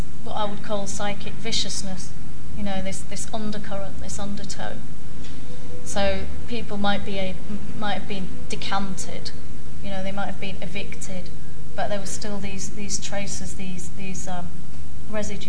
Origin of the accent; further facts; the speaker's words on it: Yorkshire and the Humber, United Kingdom; now in London, United Kingdom; as a child growing up in West Yorkshire